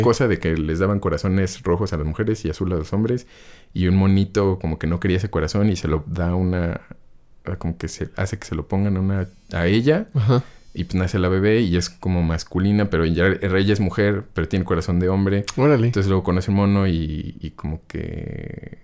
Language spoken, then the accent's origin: Spanish; Mexico; como mexicanos